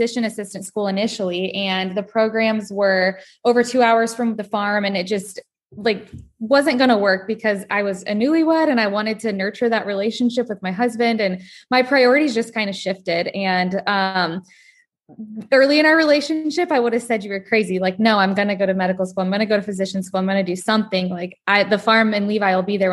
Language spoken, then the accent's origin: English; Nebraska, United States; born or raised there